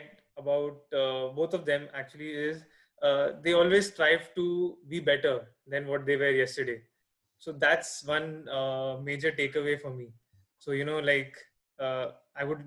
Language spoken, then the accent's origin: English; Delhi, India; I'm from Delhi.